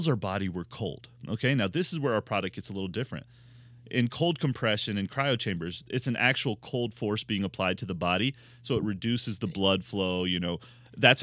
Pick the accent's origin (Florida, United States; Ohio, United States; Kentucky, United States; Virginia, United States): Kentucky, United States; Louisville; I grew up in Louisville, Kentucky, which is bourbon land